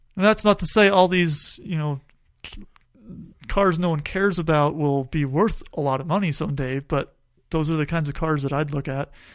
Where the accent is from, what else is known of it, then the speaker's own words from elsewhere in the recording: Tucson, Arizona, United States; I grew up in Tucson.